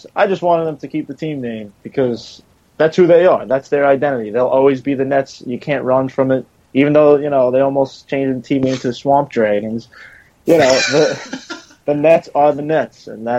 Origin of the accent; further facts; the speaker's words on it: New York City, New York, United States; now in Long Island, United States; I grew up in Queens, moved to Long Island.